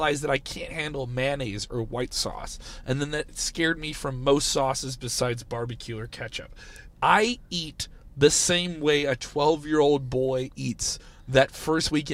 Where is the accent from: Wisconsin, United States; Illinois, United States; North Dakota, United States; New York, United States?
Illinois, United States; Chicago; I grew up in Chicago